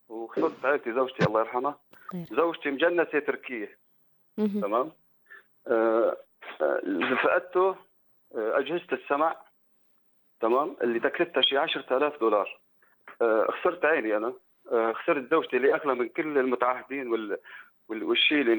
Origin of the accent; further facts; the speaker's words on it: Syria; moved away as an adult; now in Turkey; انا جيت من سوريا لعلاج ابني